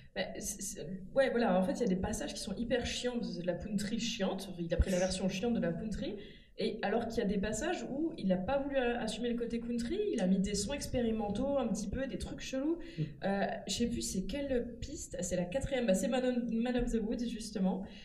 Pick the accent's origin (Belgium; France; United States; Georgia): France; on est français